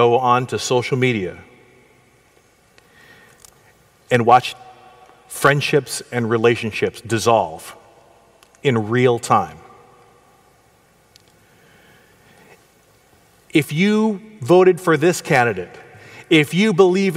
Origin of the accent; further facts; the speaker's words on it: Portland, United States; we grew up together in Portland Adventist Elementary School